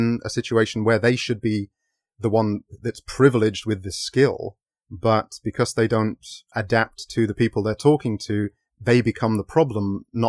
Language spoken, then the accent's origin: English; Sheffield, Yorkshire and the Humber, United Kingdom; my hometown of Sheffield